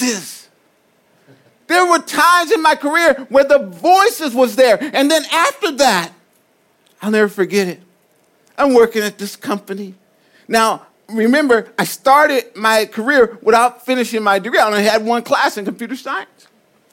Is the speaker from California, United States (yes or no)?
yes; Compton, California, United States; I'm from Compton